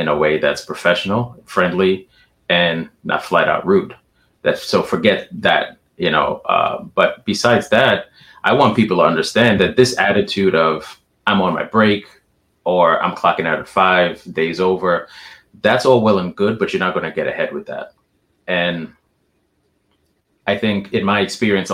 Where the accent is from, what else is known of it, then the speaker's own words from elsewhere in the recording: New York, United States; I'm from New York